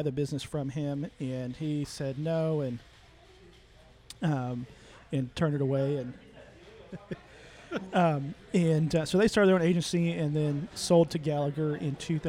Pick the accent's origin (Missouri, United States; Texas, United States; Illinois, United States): Texas, United States; Midland; I was born and raised in Midland.